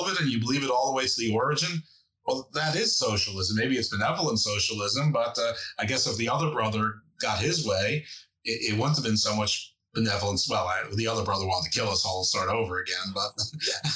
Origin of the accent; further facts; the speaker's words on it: New York, United States; moved away as an adult; I'm from New York, and the reason I laugh at that is because I haven't lived in New York since I'm 17 years old